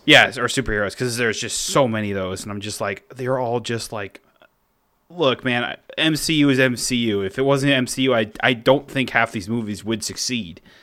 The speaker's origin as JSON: {"language": "English", "town": "Cross Plains", "region": "Wisconsin", "country": "United States", "tie": "born or raised there", "lives_now": "Middleton, United States", "said": "my hometown of Cross Plains"}